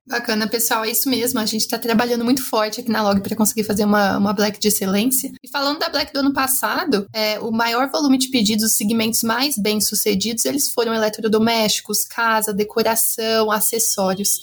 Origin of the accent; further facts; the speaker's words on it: Brazil; como brasileira